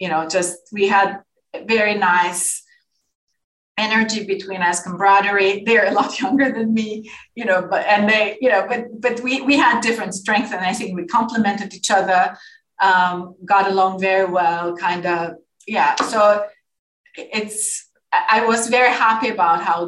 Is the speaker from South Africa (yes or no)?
no; Azerbaijan; also born or lived in Moscow, Russia; now in Copenhagen, Denmark; my home country